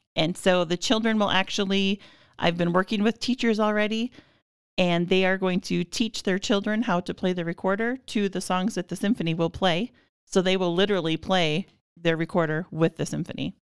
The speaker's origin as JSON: {"language": "English", "town": "Minnewaukan", "region": "North Dakota", "country": "United States", "tie": "born or raised there", "moved": "yes", "lives_now": "Minot, United States", "said": "I grew up in Minnewakan, which is smaller than Devil's Lake, about five hundred people."}